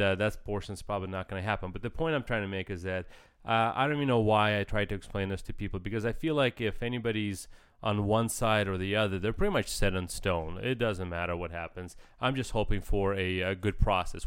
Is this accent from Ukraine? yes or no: yes; Ukraine; moved away; I grew up in Ukraine